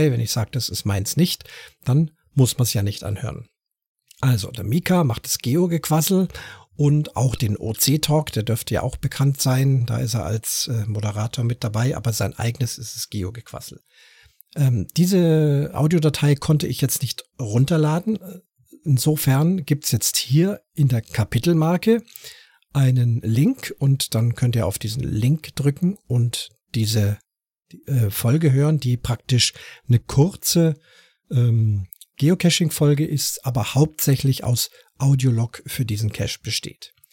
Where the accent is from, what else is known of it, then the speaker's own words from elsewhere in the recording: Munich, Bavaria, Germany; born there; Ich äh, komme ja selber, bin ja gebürtiger Münchner, auch wenn ich jetzt nicht so schön bayerisch sprechen kann wie Buttenchor